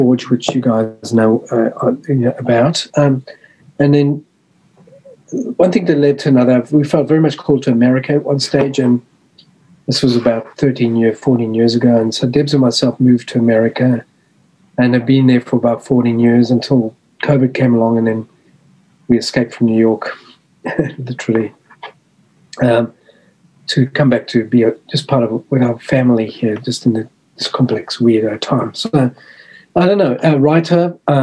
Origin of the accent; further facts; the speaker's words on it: South Africa; moved away as an adult; also born or lived in Australia / Melbourne, Australia; I was born and raised in South Africa, in apartheid South Africa